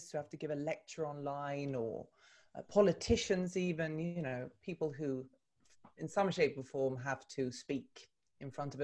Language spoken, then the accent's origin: English; Stockholm, Stockholm County, Sweden; moved away as an adult; also born or lived in London, United Kingdom; I'm Swedish by birth. I was born and raised in Stockholm.